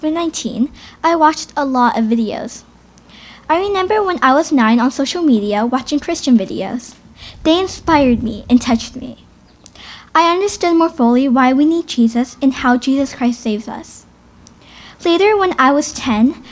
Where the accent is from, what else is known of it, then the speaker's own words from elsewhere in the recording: Hamilton, Ontario, Canada; I was born here in Hamilton at McMaster Sick Kids Hospital